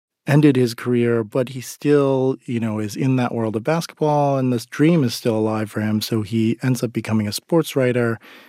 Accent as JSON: {"language": "English", "country": "South Korea", "tie": "born there", "said": "But I'm adopted from Korea, and I've often felt like that dynamic in the Asian American community is kind of a strange and sometimes uncomfortable one"}